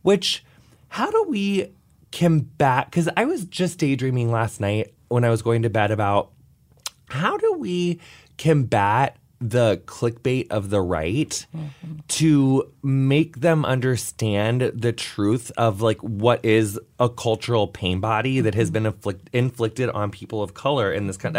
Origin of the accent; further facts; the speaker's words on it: Illinois, United States; I'm from Illinois, and I've seen racial profiling from police officers my entire life